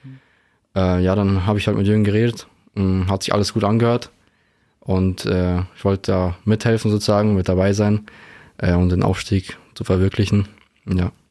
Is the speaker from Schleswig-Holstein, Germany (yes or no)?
no; Straubing, Bavaria, Germany; Ich bin mit denen auch aufgewachsen in Straubing.